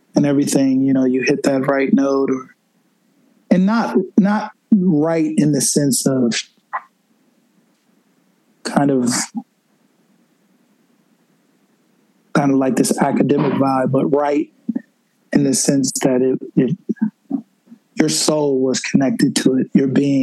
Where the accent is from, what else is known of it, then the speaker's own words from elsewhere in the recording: Buffalo, New York, United States; moved away as an adult; also born or lived in Washington, D.C. / Colorado / California; now in New York City, United States; my hometown, Buffalo, New York